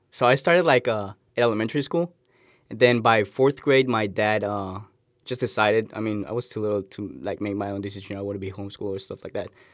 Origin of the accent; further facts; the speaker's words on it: Cali, Valle del Cauca, Colombia; now in United States; I'm from Colombia, Cali, Colombian.